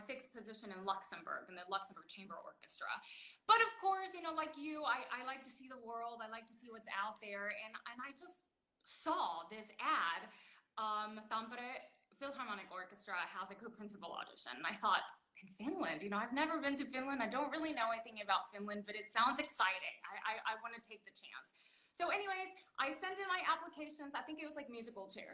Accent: Baytown, Texas, United States; moved away as an adult; also born or lived in California / Mexico / Boston / Brussels; I grew up in Baytown, but I was in Houston all the time

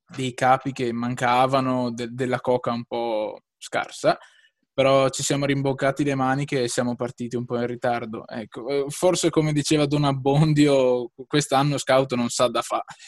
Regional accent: Lonigo, Veneto, Italy; sono di Lonigo, un piccolo paesino in eh, provincia di Vicenza, in Veneto

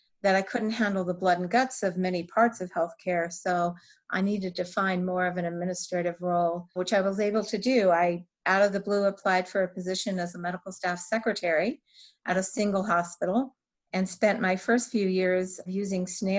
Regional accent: Colorado, United States; moved away as an adult; relocate back to my home state of Colorado

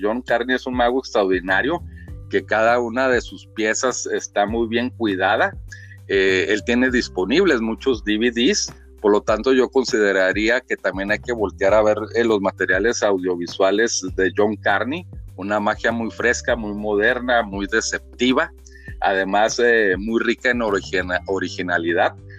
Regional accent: Chihuahua, Mexico; aquí en mi tierra, Chihuahua, aquí con la familia, en la casa

